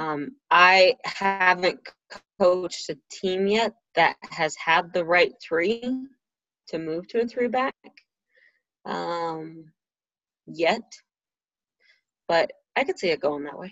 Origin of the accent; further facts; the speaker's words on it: Colorado, United States; growing up in Colorado